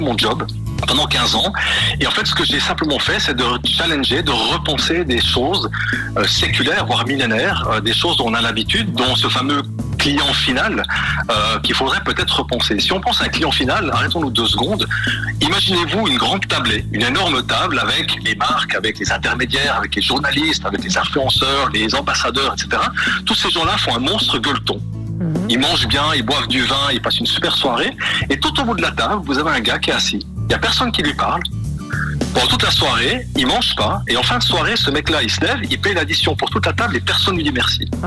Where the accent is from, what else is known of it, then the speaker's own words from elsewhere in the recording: La Chaux-de-Fonds, Neuchâtel, Switzerland; je suis né plus précisément à Chaux-de-Fonds